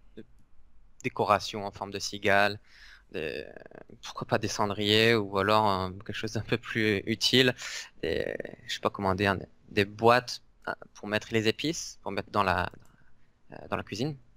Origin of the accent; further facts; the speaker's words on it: Pertuis, Provence-Alpes-Côte d'Azur, France; moi je suis originaire de Pertuis, qui est à côté d'Avignon